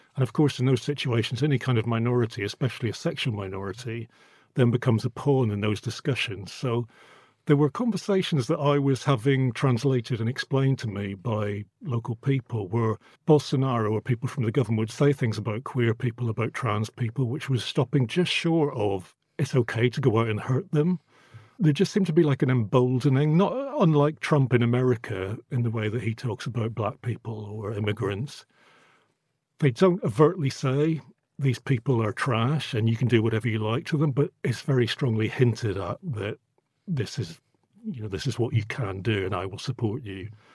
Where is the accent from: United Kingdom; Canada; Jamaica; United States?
United Kingdom; Northern Ireland; now in London, United Kingdom; I grew up in Northern Ireland in the eighties